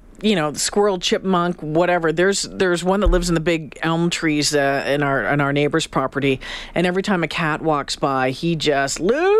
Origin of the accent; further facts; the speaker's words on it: Northern Ontario, Canada; You know, I'm from Northern Ontario.